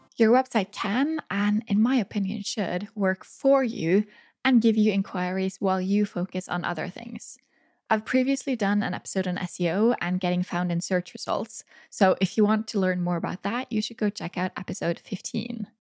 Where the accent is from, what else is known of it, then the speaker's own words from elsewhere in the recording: Norway; my hometown